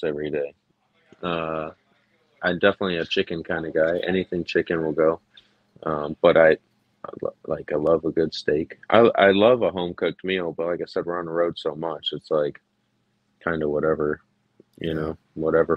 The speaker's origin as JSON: {"language": "English", "town": "Detroit", "region": "Michigan", "country": "United States", "tie": "born or raised there", "moved": "yes", "lives_now": "Jacksonville, United States", "said": "I grew up in Detroit"}